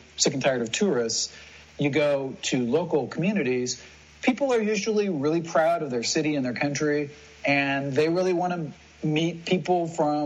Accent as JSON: {"language": "English", "country": "United States", "moved": "yes", "said": "as an American"}